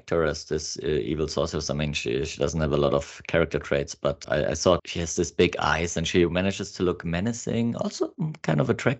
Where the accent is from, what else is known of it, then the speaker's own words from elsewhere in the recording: Australia; accent: Australian; Excuse my English accent, it's not as great as my Australian.